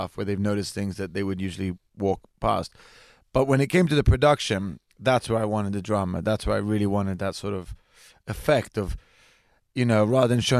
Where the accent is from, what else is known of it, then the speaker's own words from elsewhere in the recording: England, United Kingdom; I am born in England. I'm half British. I have a British passport, but I am also half genetically Italian.